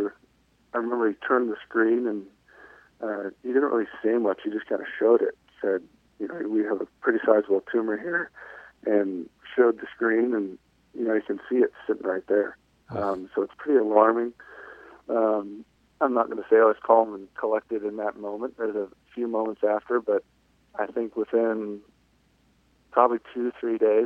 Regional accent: Cleveland, Ohio, United States; also born or lived in Oklahoma; Mainly Ohio. I went to high school in Ohio

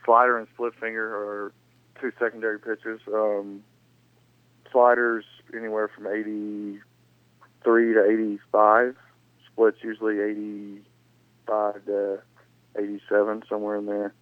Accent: the South, United States; growing up in the South and going up to Idaho

